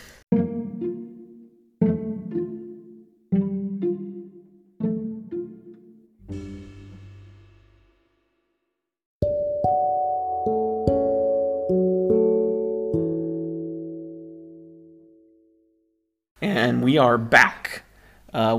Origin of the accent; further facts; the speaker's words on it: United States; moved away; as an American